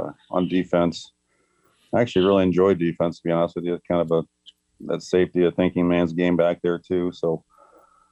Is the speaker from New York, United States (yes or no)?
no; McCook, Nebraska, United States; also born or lived in Beatrice, Nebraska; Officially born in, my birth certificate would say Beatrice, but raised in McCook